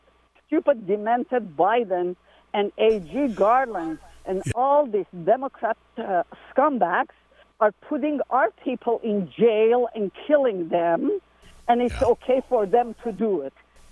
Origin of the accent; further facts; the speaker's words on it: Armenia; English is a second language; now in Carmel Valley, United States; Oh, no, not at all. I'm Armenian.